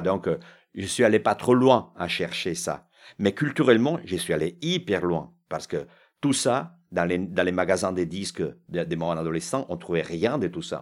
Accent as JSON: {"language": "French", "town": "Milan", "region": "Lombardy", "country": "Italy", "tie": "born or raised there", "second_language": "French", "moved": "yes", "lives_now": "France"}